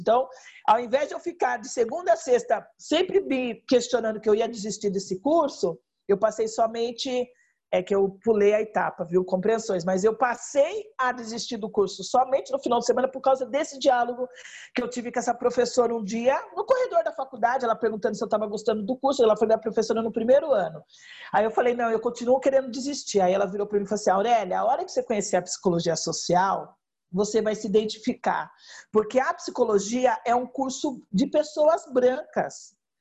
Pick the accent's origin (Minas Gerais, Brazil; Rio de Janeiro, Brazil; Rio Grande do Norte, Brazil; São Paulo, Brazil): São Paulo, Brazil; Rio Claro; na minha cidade natal, que é Rio Claro, estado de São Paulo